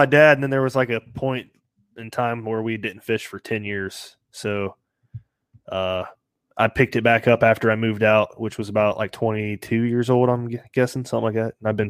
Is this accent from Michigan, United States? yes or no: no; Kettering, Ohio, United States; I'm from Kettering, Ohio, born and raised in Ohio